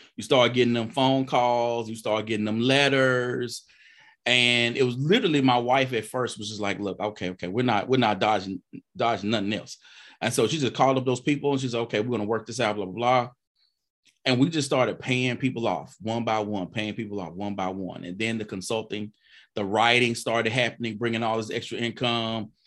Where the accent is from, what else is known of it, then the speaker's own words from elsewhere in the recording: Mississippi, United States; I'm from Mississippi now